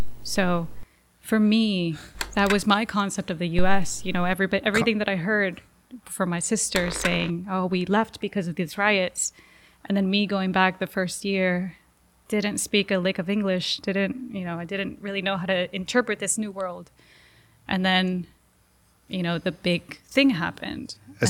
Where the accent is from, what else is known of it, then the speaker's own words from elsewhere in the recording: Los Angeles, California, United States; born there; My parents did the opposite. I was born in Los Angeles. I was born in the U.S.